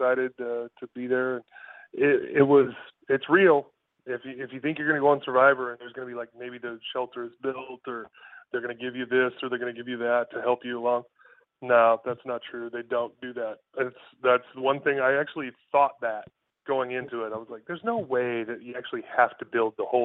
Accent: San Diego, California, United States; moved away; that's my hometown. I went to Torrey Pines High School

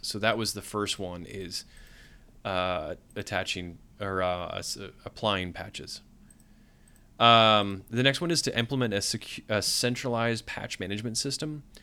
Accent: New England, United States; I'm from New England. I don't, I don't do the tornado thing

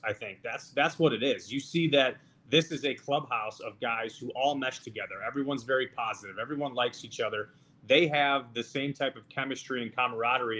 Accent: Chicago, Illinois, United States; I grew up in Chicago. That's where I am yeah. right now

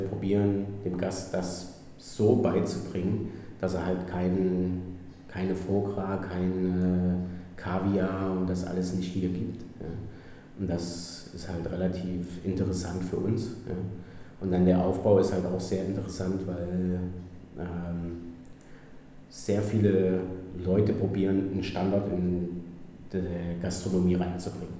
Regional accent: Gera, Thuringia, Germany; moved away as an adult; also born or lived in Heidelberg / Switzerland; now in Zanzibar, Tanzania; ich komme ursprünglich aus Gera. Äh, ja, bin, habe da meine Schule gemacht, aufgewachsen

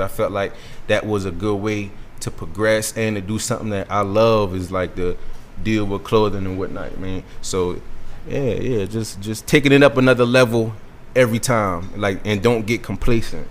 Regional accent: Georgetown, South Carolina, United States; I'm from Georgetown, South Carolina

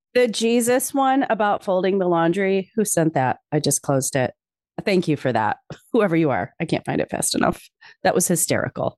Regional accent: Chicago, Illinois, United States; growing up in Chicago

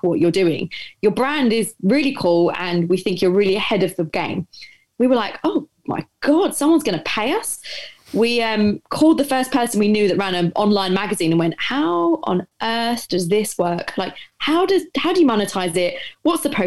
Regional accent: London, United Kingdom; I grew up in Essex in East London. Well, North East London, depending on where you are.

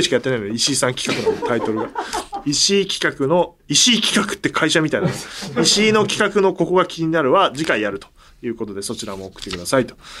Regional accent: Kasukabe, Saitama, Japan; 僕の地元の春日部駅

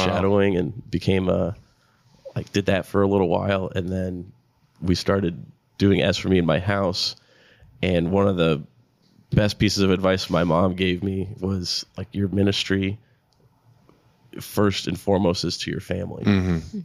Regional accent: South Florida, United States; moved away; I'm from South Florida originally

